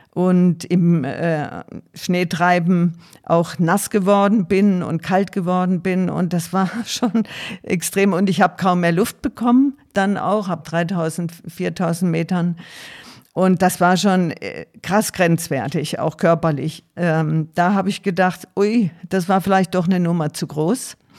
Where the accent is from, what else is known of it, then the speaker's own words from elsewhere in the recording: Tuttlingen, Baden-Württemberg, Germany; Ich komme aus Süddeutschland, aus Baden-Württemberg, bin am Rande der Schwäbischen Alb in Tuttlingen aufgewachsen